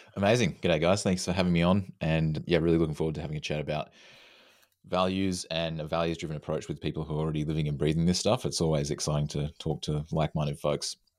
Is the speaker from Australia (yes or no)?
yes; Australia; now in Vancouver, Canada; I'm from Australia, living in Canada.